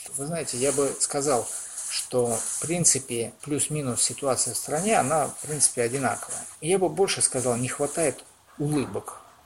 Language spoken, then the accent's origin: Russian; Oryol, Oryol Oblast, Russia; also born or lived in Omsk; Хоть я и родился в Омске, но в Орле всю свою жизнь практически прожил